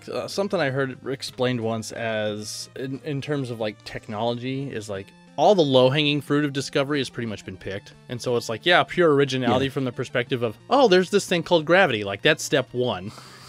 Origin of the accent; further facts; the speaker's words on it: Iowa, United States; and I'm from Iowa.